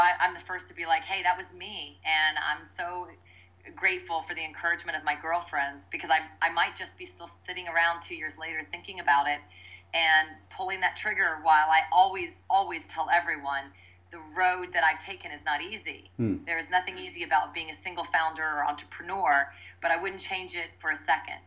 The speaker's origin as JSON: {"language": "English", "region": "Midwest", "country": "United States", "tie": "born or raised there", "said": "growing up in the Midwest, the middle of the country"}